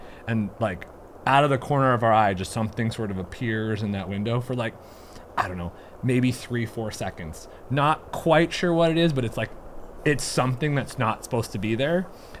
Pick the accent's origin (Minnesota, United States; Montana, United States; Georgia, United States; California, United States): Montana, United States; White Sulphur Springs; where I grew up in White Sulphur, White Sulphur Springs, Montana. It's this small little town, eastern middle sort of part of Montana.